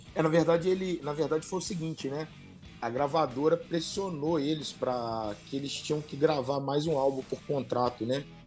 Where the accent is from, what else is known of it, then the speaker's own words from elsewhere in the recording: Rio de Janeiro, Brazil; eu sou do Rio